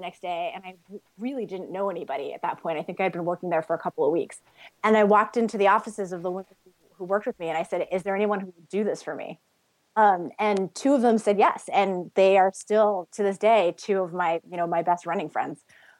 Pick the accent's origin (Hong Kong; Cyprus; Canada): Hong Kong; I grew up overseas in Hong Kong, so you can imagine the height differential there.